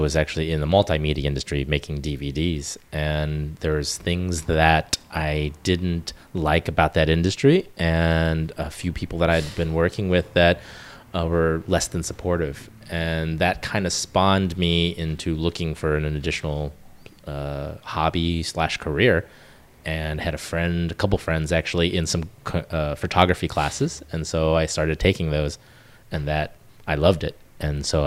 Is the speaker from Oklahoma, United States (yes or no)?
yes; Oklahoma, United States; also born or lived in Korea; I was raised in Oklahoma